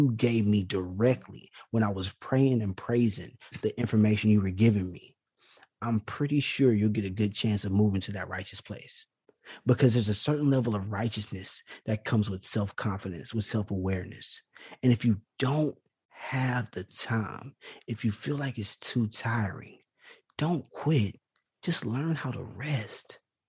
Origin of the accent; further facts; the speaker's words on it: small town about 20 miles from Houston, Texas, United States; now in Houston, United States; even like 20 miles away from my hometown